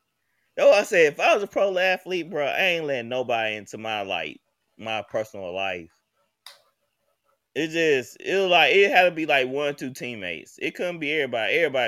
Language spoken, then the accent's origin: English; Jackson, United States; I'm from Jackson, RC.